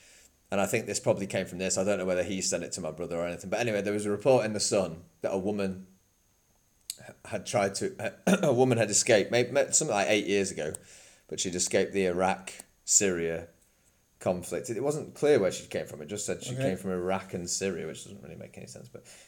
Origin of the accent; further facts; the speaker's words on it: Chester, North West England, United Kingdom; moved away; I come from Chester, which is a pretty nice city, but it's got dodgy areas.